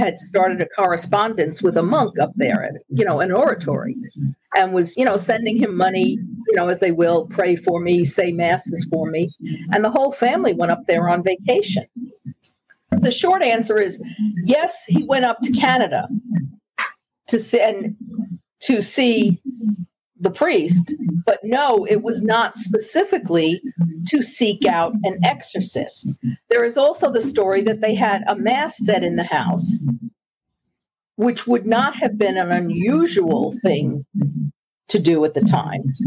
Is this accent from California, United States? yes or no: no; New York City, New York, United States; I am a native New Yorker and I am from Long Island. And I grew up in Queens, New York, which is part of Long Island